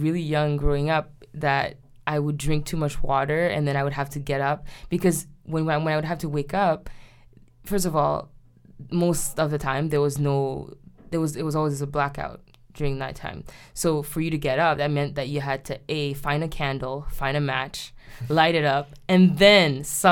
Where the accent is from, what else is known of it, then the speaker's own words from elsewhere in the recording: Haiti; moved away; I was growing up in Haiti